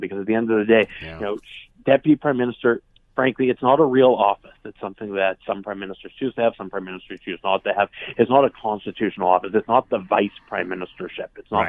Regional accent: Western Canada, Canada; in my hometown would still be quite hated, frankly, because of his treatment of our province.

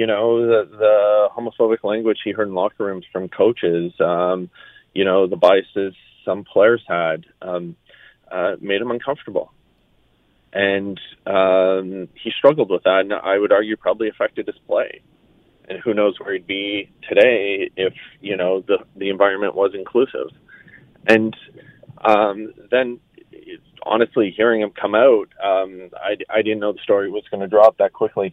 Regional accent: Sudbury, Ontario, Canada; I'm originally from Sudbury, and I moved back there

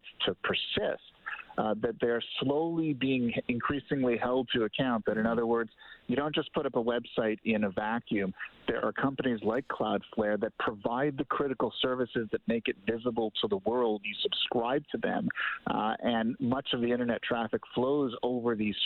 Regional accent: Canada; as a Canadian

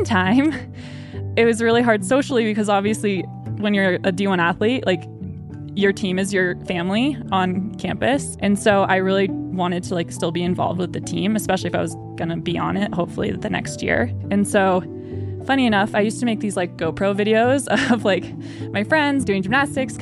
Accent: Maine, United States; I grew up in Maine

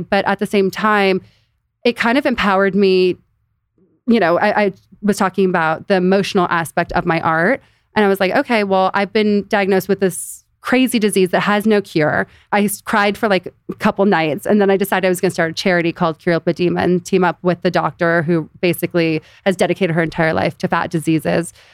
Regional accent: Beverly Hills, California, United States; also born or lived in Los Angeles; born and raised in Beverly Hills

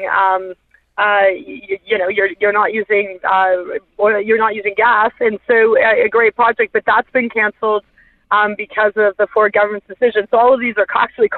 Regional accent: Hamilton, Ontario, Canada; moved away; I was born in Hamilton. My parents are still the house that I grew up

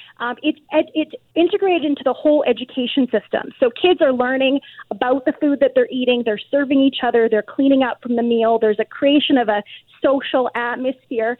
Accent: Canada; for those of us who've been born and raised in Canada

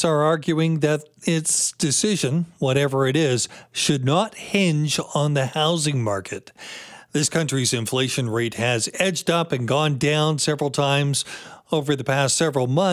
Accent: British Columbia, Canada; as a British Columbian

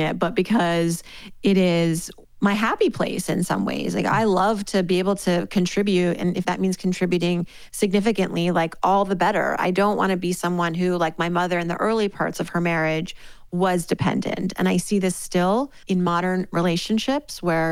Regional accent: Worcester, Massachusetts, United States; it starts back to my early years living in Worcester, Massachusetts. I am the daughter of Iranian immigrants. My parents moved here in the late 70s. I was born in 1980 in Worcester, Massachusetts

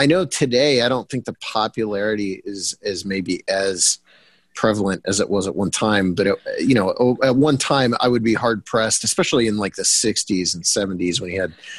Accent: Bolivar, Ohio, United States; I grew up in Bolivar, Ohio.

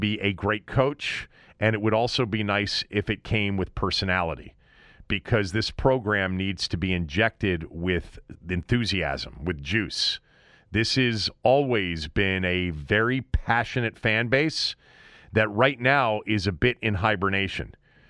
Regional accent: New York, United States; but I am a New Yorker and I'm living in New York.

